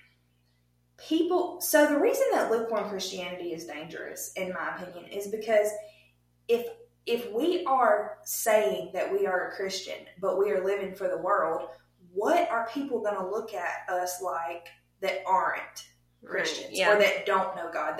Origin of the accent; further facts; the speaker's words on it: Bible Belt, Southern United States, United States; We grew up in the Bible Belt